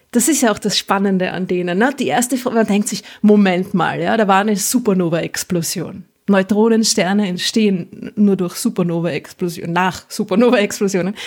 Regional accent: Vienna, Austria; als Wienerin

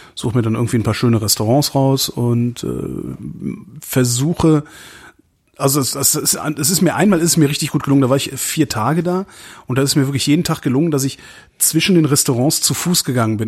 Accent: Germany; now in Berlin, Germany; I'm German

